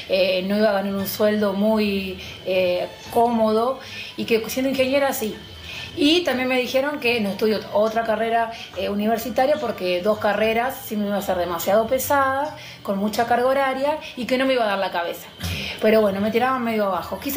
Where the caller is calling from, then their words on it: Libertad, Buenos Aires Province, Argentina; tengo 37 años, soy de Libertad Merlo.